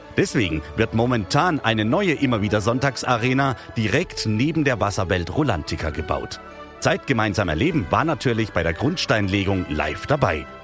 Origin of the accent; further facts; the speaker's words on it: Hanover, Lower Saxony, Germany; now in Rust, Germany; Ich komme ja aus Hannover gebürtig